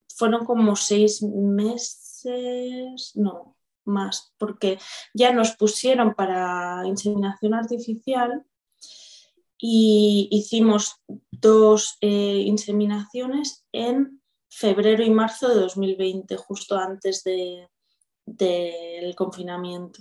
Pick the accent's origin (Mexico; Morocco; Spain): Spain; Viladecans, Catalonia; soy de Barcelona, bueno, de una ciudad del área metropolitana de Viladecans. Además, muy, muy de Viladecans